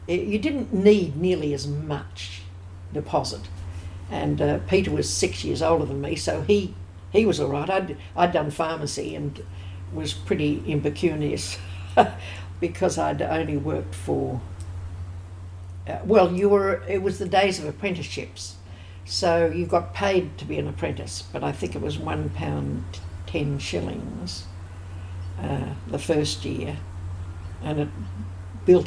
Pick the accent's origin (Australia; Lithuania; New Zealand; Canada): Australia; Sydney, New South Wales; I was born in Ashfield.